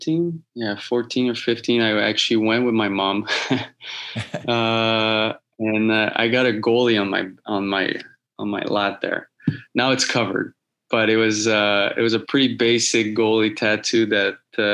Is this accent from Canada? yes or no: yes; Laval, Quebec, Canada; moved away; I was born in Laval.